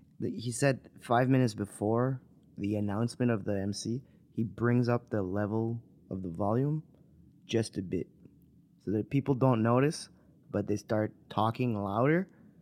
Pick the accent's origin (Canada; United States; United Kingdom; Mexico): Canada; New Brunswick; first language French; English is a second language; also born or lived in Quebec; now in Montreal, Canada; From New Brunswick